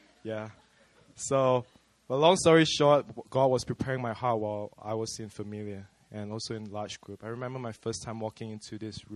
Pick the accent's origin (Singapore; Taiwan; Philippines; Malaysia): Malaysia; accent: Malaysian; now in South Korea; I'm from Malaysia, but not Malay. I'm ethnically Chinese